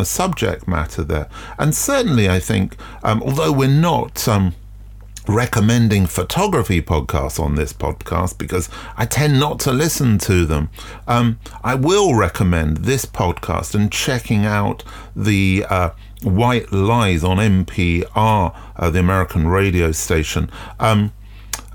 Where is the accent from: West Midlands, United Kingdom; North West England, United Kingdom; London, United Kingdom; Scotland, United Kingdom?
London, United Kingdom; I'm from South London